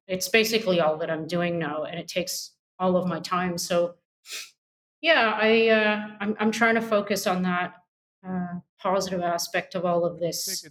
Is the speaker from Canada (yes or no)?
yes; Canada; I'm a Canadian